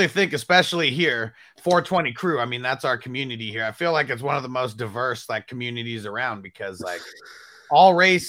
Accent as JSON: {"language": "English", "region": "California", "country": "United States", "tie": "born or raised there", "said": "Growing up in Cali"}